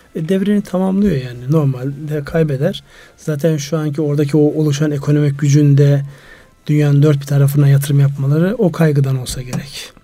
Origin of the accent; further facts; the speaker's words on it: Turkey; moved away; Benim memleketime kar yağmaz oldu ya. Kars Ardahan